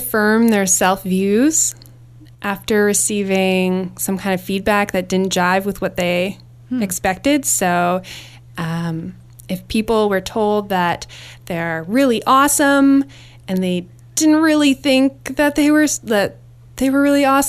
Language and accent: English; Winnipeg, Manitoba, Canada; moved away as an adult; I grew up in Winnipeg, Manitoba